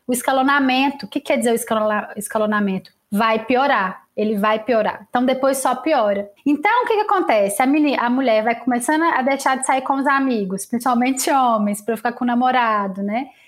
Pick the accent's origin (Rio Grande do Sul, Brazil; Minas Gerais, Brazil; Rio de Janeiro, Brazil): Minas Gerais, Brazil; Lavras; Eu fui no shopping de Lavras, eu sou de Lavras, com meu amigo Igor, que é amigo meu desde que eu tenho 7 anos de idade